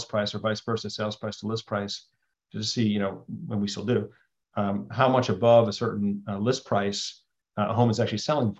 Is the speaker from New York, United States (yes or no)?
yes; Western New York, United States; I grew up in Western New York, right, along Lake Ontario